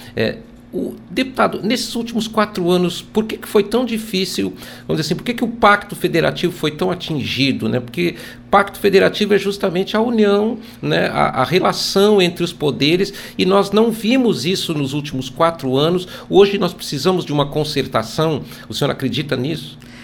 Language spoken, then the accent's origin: Portuguese; Brazil; nossa saga como brasileiros